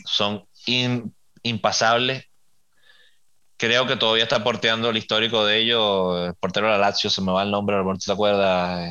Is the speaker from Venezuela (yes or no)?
yes; Venezuela; soy venezolano